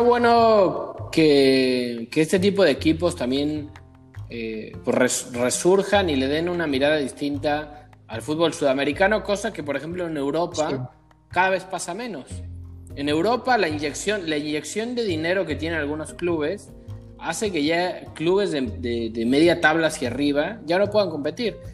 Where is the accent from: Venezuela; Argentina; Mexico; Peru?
Mexico; como mexicanos